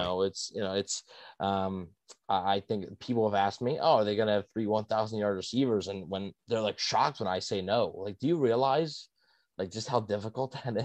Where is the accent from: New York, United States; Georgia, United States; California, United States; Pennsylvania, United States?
Pennsylvania, United States; Philadelphia; I'm from Philly, so I'm a Flyers fan.